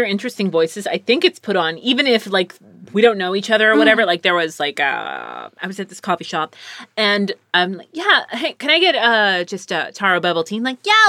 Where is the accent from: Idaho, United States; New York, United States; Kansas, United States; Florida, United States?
New York, United States; Bronx; Someone said that I'm really good at accents. Like that mm-hmm. one, because I'm from the Bronx.